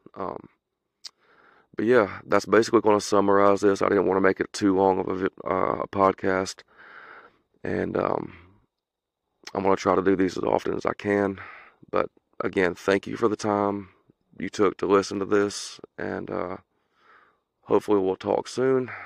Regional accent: the South, United States; accent: southern; my southern accent. I am from the south

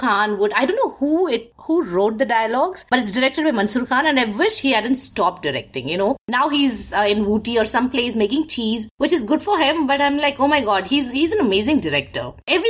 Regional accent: India; the entire neighborhood is very much like how we grew up in India.

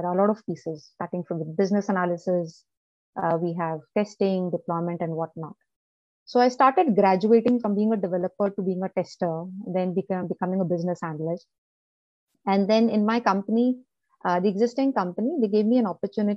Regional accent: Chennai, Tamil Nadu, India; moved away; also born or lived in Delhi; I was born in Chennai. I was born in South India. So I still love Chennai. So that's my birthplace. Maybe I was born there and born and brought up there

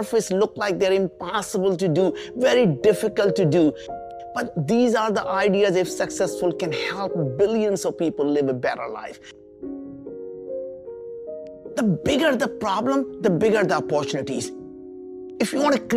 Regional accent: India; moved away; I came from very humble beginnings. We grew up in India

